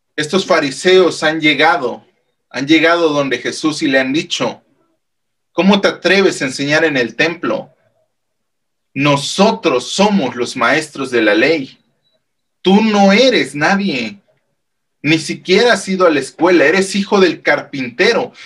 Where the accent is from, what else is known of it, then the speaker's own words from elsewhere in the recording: Mexico; el calendario civil que nosotros llevamos como mexicanos